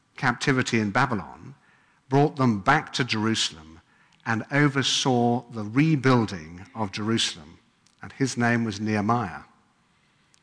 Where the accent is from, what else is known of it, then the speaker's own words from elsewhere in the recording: England, United Kingdom; moved away; as you can probably tell, I come from England.